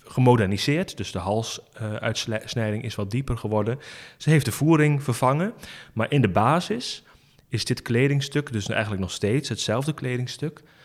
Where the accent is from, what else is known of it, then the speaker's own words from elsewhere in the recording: Rouveen, Overijssel, Netherlands; ik ben opgegroeid in Rauveen, bij Staphorst.